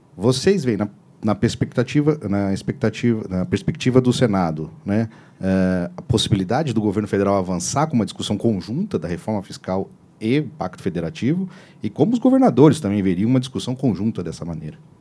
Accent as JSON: {"language": "Portuguese", "region": "Minas Gerais", "country": "Brazil", "moved": "as an adult", "said": "eu sou mineiro."}